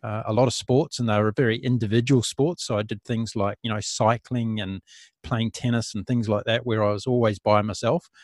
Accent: New Zealand; New Zealand, my home country

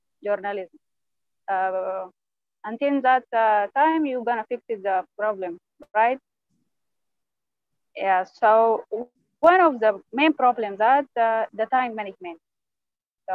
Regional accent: Sudan; from Sudan

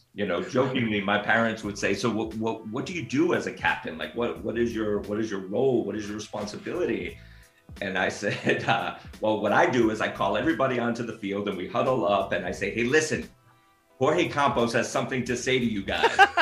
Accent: Northeast, United States; moved away as an adult; also born or lived in Japan; now in Los Angeles, United States; I grew up on the Northeast

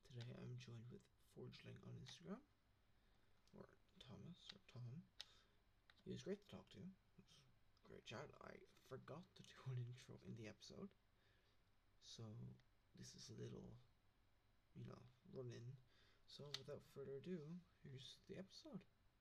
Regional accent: Ireland; we're Irish

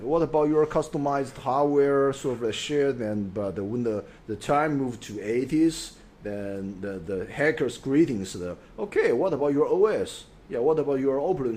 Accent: Chengdu, Sichuan, China; English is a second language; moved away; also born or lived in Hong Kong; I was born in Chengdu. I grew up there.

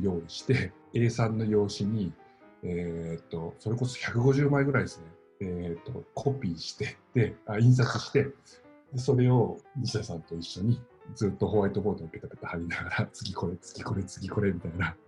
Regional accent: Miyazaki, Japan; 僕、宮崎県の出身で

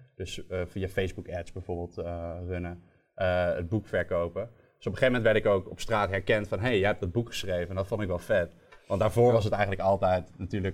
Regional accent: Nijmegen, Gelderland, Netherlands; Ik kwam uit Nijmegen

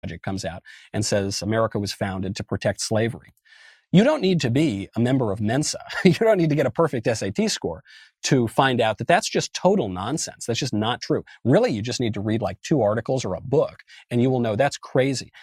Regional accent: Westchester County, New York, United States; moved away; also born or lived in Los Angeles; I grew up in New York. I grew up in a very liberal county, Westchester County, in a very liberal state, New York

